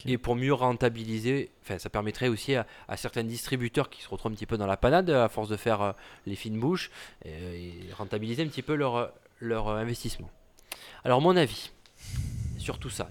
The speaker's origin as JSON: {"language": "French", "region": "Provence-Alpes-Côte d'Azur", "country": "France", "said": "mon patelin du 04"}